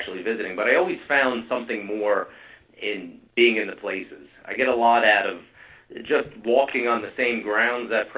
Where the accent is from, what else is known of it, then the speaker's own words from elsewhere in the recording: New Jersey, United States; I'm from New Jersey